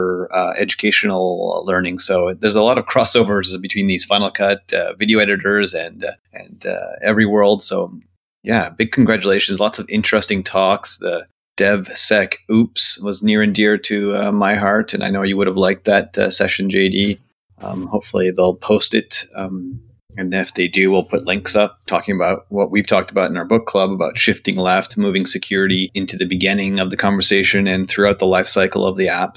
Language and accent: English; Canada; as a Canadian